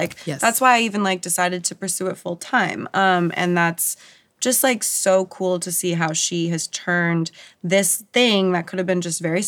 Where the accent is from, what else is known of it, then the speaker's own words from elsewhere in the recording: San Diego, California, United States; I grew up in San Diego and grew up in a beach culture